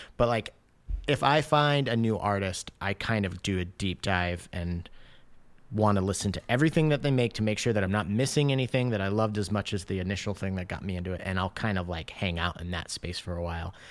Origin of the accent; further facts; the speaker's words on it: Washington, United States; also born or lived in Michigan; I grew up in Washington State